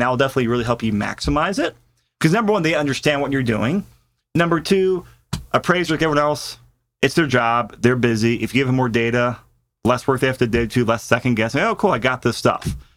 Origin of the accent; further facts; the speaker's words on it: Mid-Atlantic, Virginia, United States; now in Colorado, United States; I grew up in the Mid-Atlantic on Virginia